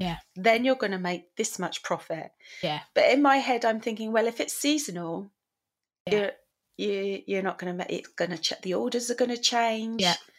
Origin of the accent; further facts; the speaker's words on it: England, United Kingdom; we're english oh, we're British. we're from the United Kingdom